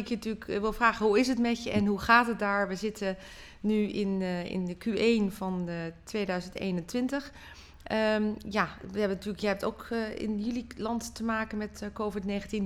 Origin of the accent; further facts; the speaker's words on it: Netherlands; zijn we natuurlijk heel sterk in als Nederlanders zijnde